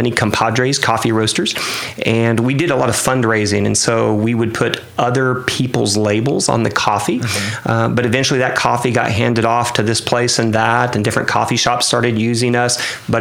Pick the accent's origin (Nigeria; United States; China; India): United States; Hooker, Oklahoma; I grew up in the Panhandle in Hooker, Oklahoma, which is near Guymon